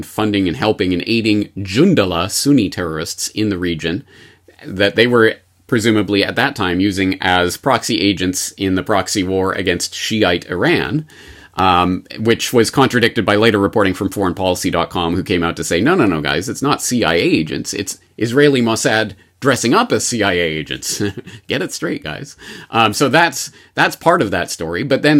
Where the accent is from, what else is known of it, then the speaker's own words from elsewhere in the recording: Canada; now in Japan; Because I often feel that as a Canadian in Japan, who obviously, a lot of our audience is in America